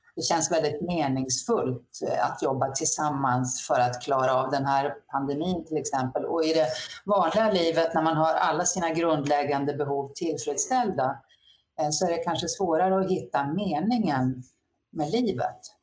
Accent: Norrland, Sweden; moved away; när jag växte upp i Norrland

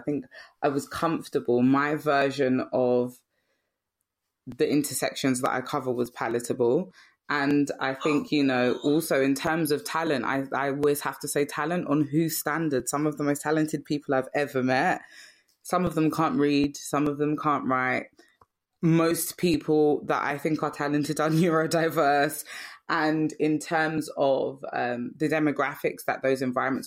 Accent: London, United Kingdom; I lived in Brixton because I was raised there

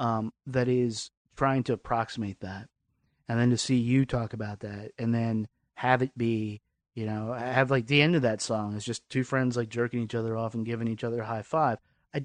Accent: Lynchburg, Virginia, United States; the South that I remember growing up. And I was in Virginia

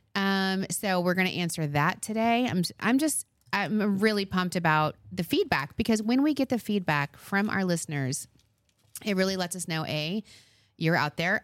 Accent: Long Island, New York, United States; I'm from Long Island

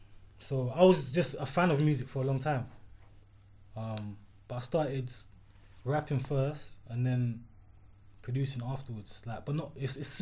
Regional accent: South London, London, United Kingdom; So I mean, I'm from South London, first and foremost. I'm a Jamaican.

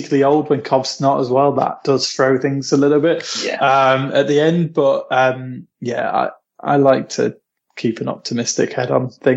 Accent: Lincolnshire, East Midlands, United Kingdom; now in Manchester, United Kingdom

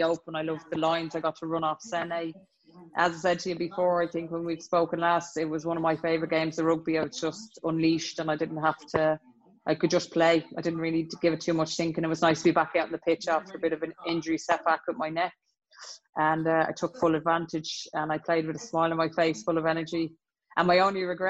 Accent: Leinster, Ireland; that's probably in our DNA as Irish people

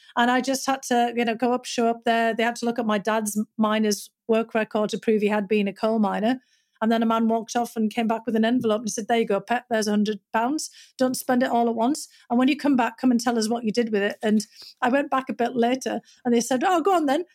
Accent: North East England, United Kingdom; moved away; growing up in Northern England, my dad had been a coal miner

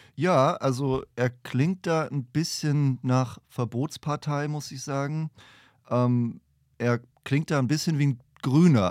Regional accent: Franconia, Bavaria, Germany; Ich komme aus Franken.

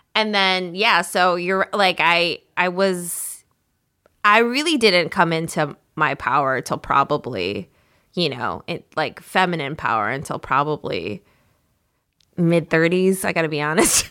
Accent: Minnesota, United States; moved away; growing up in Minnesota

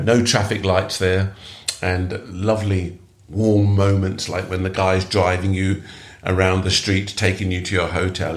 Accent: London, United Kingdom; I'm born in England. I'm British. I'm, uh, I you know, and I'm come from multicultural Britain. Perhaps because I'm living in London, and I grew up with lots of uh, people whose parents were immigrant like like mine

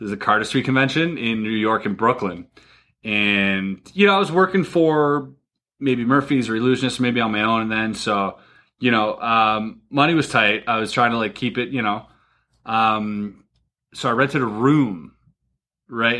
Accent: Canada; I'm Canadian.

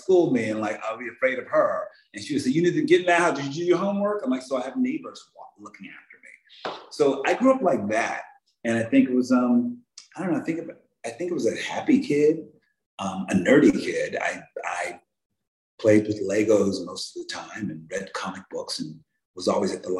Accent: Philadelphia, Pennsylvania, United States; I grew up very working class family in Philadelphia

